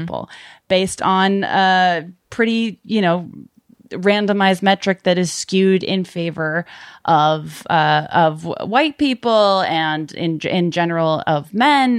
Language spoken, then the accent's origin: English; Brockton, Massachusetts, United States; moved away; I grew up in, uh, Massachusetts, in Brockton, Mass, and most of my family is still over there now